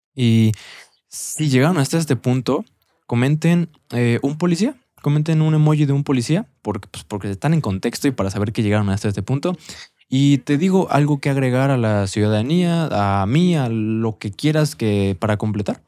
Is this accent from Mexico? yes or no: yes; Mexico; como mexicanos